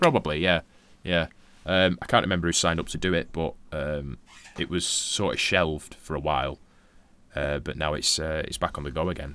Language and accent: English; Darwin, Northern Territory, Australia; you're from Darwin